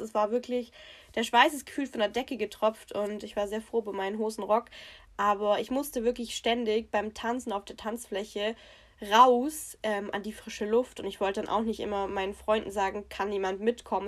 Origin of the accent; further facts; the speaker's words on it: Swabia, Baden-Württemberg, Germany; accent: Swabian; unseren Dialekt überhaupt nicht, also das ist Schwäbisch